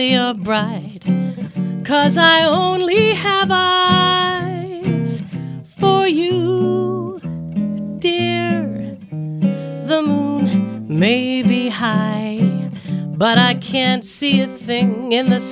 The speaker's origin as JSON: {"language": "English", "region": "Newfoundland and Labrador", "country": "Canada", "tie": "born or raised there", "moved": "yes", "lives_now": "Toronto, Canada", "said": "growing up in Newfoundland"}